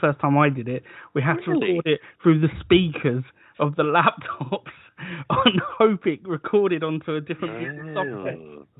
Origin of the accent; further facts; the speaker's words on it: United Kingdom; That's how we like to do foreign travel in Britain.